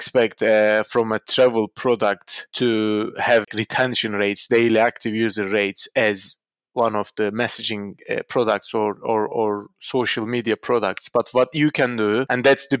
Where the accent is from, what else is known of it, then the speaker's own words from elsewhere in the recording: Istanbul, Turkey; moved away; my hometown.